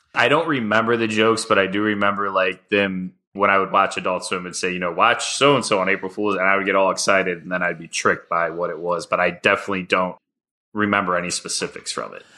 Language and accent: English; St. Louis, Missouri, United States; I'm very proud to say I'm from Saint Louis